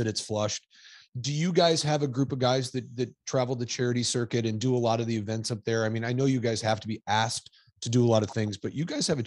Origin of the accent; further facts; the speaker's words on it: Minnesota, United States; now in Southern California, United States; I grew up in Minnesota